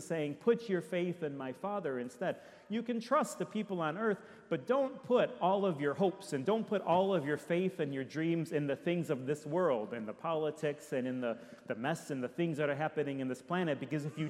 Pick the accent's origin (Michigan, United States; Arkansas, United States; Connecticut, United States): Michigan, United States; Detroit; now in Orlando, United States; I'm from Detroit